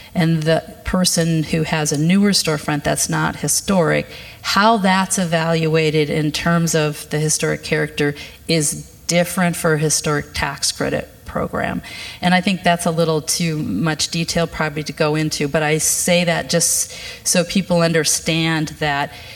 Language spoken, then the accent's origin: English; Fort Dodge, Iowa, United States; now in Minneapolis, United States; I grew up in Fort Dodge